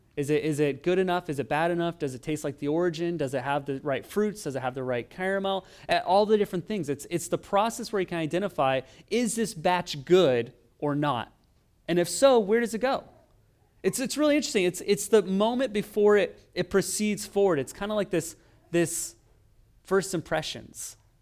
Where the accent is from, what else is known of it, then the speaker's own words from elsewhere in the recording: Oregon, United States; moved away as an adult; also born or lived in East Los Angeles; now in Los Angeles, United States; I'm from Oregon, and, uh, I would say we weren't as cultured where I grew up. It was kind of in farmland